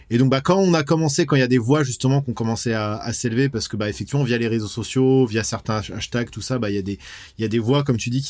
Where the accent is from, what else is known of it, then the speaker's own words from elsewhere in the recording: West France, France; Nous, on aime à peu près tous les styles de métal. On vient de, voilà, on vient de l'ouest de la France. C'est une scène qui est assez riche.